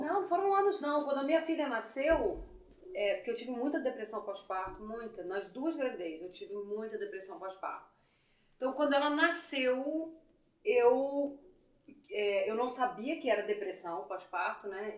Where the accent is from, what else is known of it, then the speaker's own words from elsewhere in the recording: Belford Roxo, Rio de Janeiro, Brazil; moved away as an adult; now in United States; eu sou de Belfort